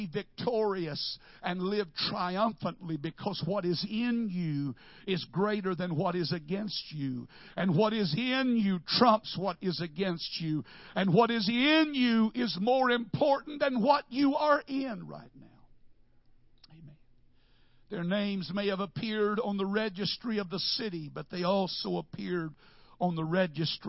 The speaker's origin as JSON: {"language": "English", "town": "Wichita Falls", "region": "Texas", "country": "United States", "said": "I am from Wichita Falls"}